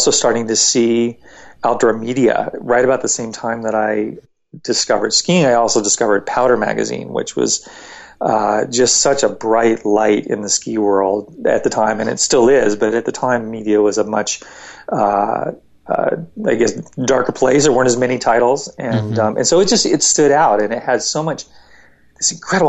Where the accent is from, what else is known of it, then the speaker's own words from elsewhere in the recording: Northern Virginia, United States; I grew up in Northern Virginia